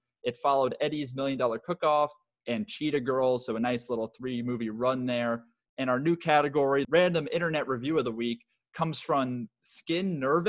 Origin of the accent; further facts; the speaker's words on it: New York, United States; a young Jewish kid like us growing up. At least for myself, growing up in New York